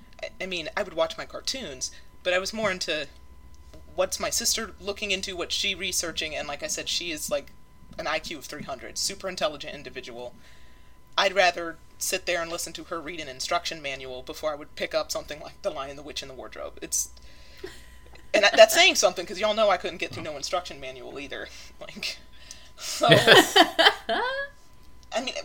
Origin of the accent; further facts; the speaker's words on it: Polk County, in the South, United States; I am from Polk County.